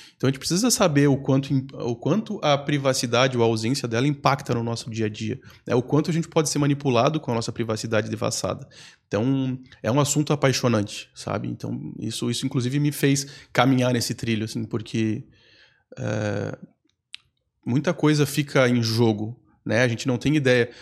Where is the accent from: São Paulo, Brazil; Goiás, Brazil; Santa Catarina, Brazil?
Santa Catarina, Brazil; Campos Novos; moved away as an adult; now in Florianópolis, Brazil; Voltar para minha cidade natal